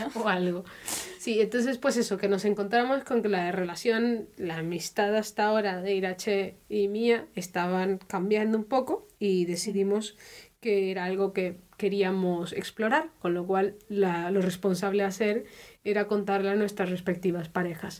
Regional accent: Spain; now in Germany; soy española y también llevo, pues eso, ya un tiempo viviendo en Alemania

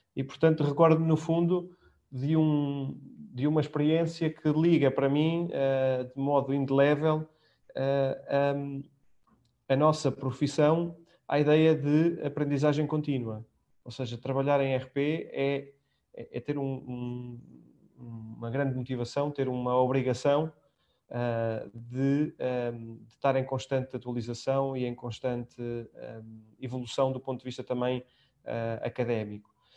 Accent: Portugal; moved away as an adult; já lá vão quase, enfim, 12 anos fora de Portugal

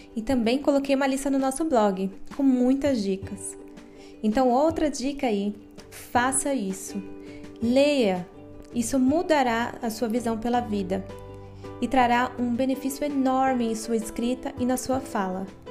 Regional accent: Guarulhos, São Paulo, Brazil; eu nasci e vivo em Guarulhos, São Paulo

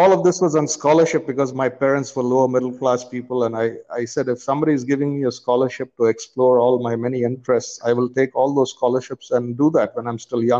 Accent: India; So I part of growing up in India involved traveling around India because my father was an installation engineer

